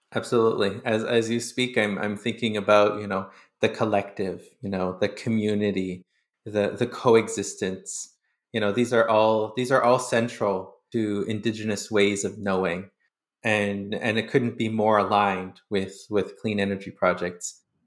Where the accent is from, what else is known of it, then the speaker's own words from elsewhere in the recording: Sturgeon Lake Cree Nation, Alberta, Canada; now in Winnipeg, Canada; I'm from Surgeon Lake Cree Nation in Treaty Eight Territory